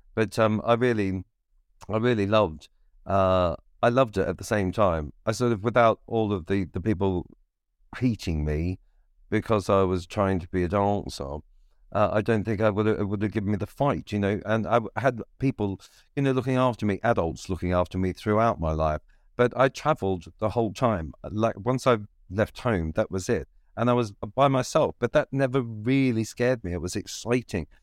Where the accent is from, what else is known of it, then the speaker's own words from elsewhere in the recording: Victoria, Australia; moved away; moved out of Ballarat and into my hometown